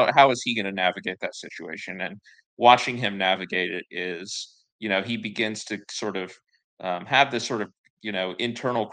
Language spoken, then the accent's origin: English; the South, United States; I'm from the South. I've always lived in the South.